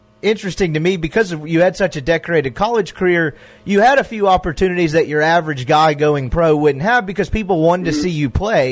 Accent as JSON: {"language": "English", "town": "Jackson", "region": "Mississippi", "country": "United States", "tie": "born or raised there", "said": "I grew up in Jackson"}